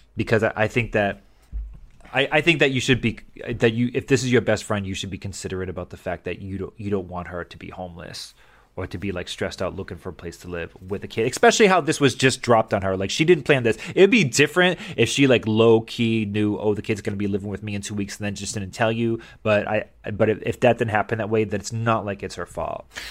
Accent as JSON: {"language": "English", "region": "Massachusetts", "country": "United States", "tie": "born or raised there", "moved": "yes", "said": "I grew up in Massachusetts"}